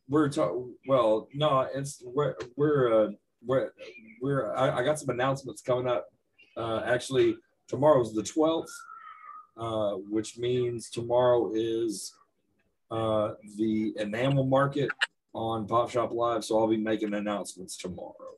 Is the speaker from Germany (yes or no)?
no; East Texas / West Texas, United States; I am from East Texas